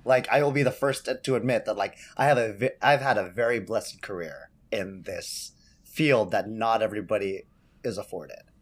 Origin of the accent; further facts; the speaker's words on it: San Jose, California, United States; I grew up in San Jose, California, doing shows with Kikau.